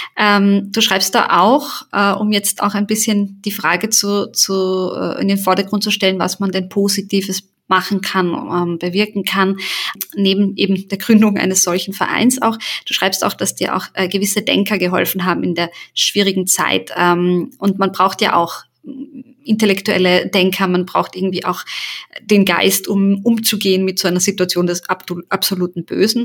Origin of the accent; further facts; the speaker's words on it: Carinthia, Austria; German is a second language; also born or lived in Sarajevo, Bosnia and Herzegovina; ich bin ja in Kärnten aufgewachsen